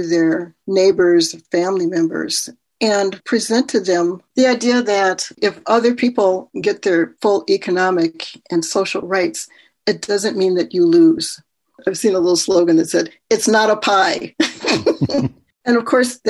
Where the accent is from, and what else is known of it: Minnesota, United States; born or raised there; also born or lived in Tulsa, Oklahoma